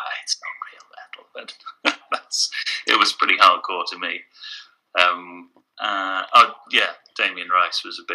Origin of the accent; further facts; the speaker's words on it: England, United Kingdom; being English there